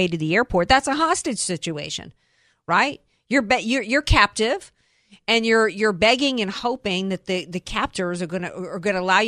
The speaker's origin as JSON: {"language": "English", "region": "the South", "country": "United States", "said": "I'm a Southerner"}